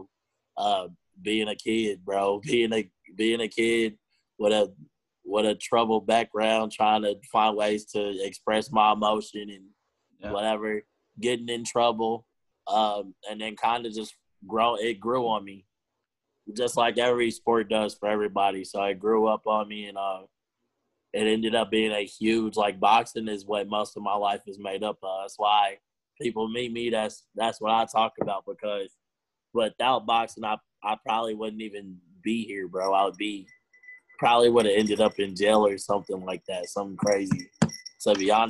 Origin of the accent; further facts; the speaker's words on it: Houston, Texas, United States; I grew up in Ridgemont